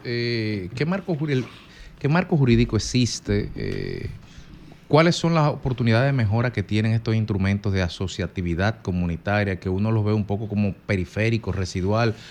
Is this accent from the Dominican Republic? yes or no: yes; Dominican Republic